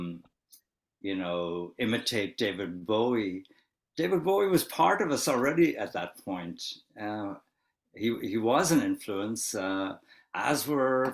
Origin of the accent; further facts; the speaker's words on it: Wexford, Leinster, Ireland; We grew up in Wexford